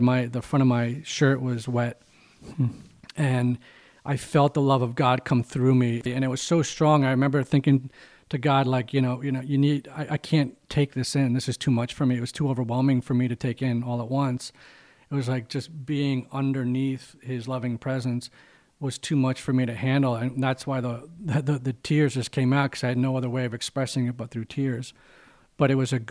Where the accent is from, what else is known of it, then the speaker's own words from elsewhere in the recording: Greenwich, Connecticut, United States; I grew up in the Greenwich public school system, Riverside Eastern and Greenwich High School